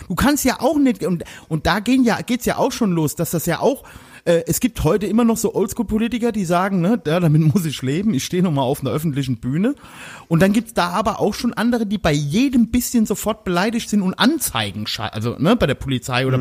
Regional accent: Germany; moved away; Ich komme ja aus dem Westerwald

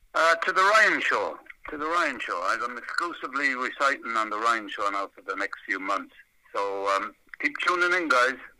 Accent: Ireland; also born or lived in New York; now in Massachusetts, United States; In Ireland, when I was growing up

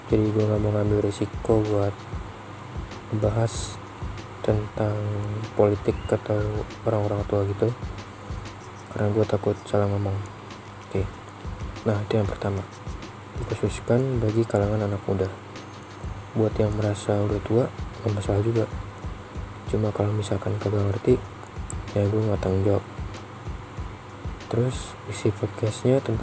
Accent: Jakarta, Indonesia; Asal gua dari Jakarta.

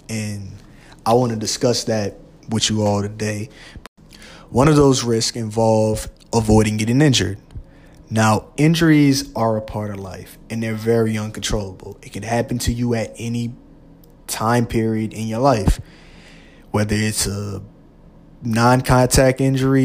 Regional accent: Louisiana, United States; I'm from Louisiana, and they got two, maybe three big schools in our state

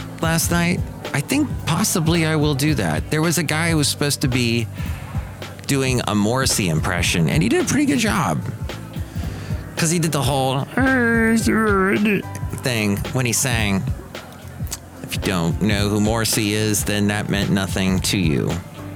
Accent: United States; I'm an American

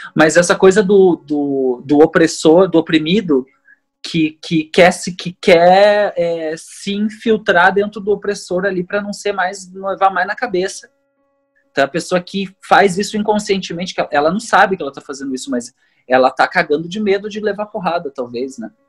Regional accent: Porto Alegre, Rio Grande do Sul, Brazil; eu cresci tipo, né, tipo no Sarandi

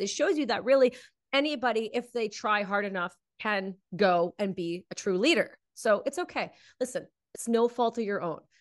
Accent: Canada; being Canadian

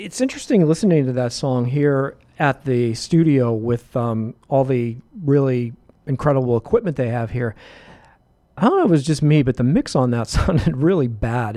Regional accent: Pittsburgh, Pennsylvania, United States; moved away; from Pittsburgh, my hometown

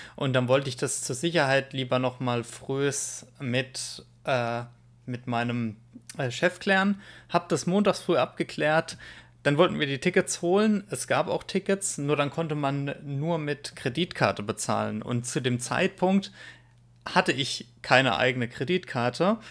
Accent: Germany; bei uns in Deutschland

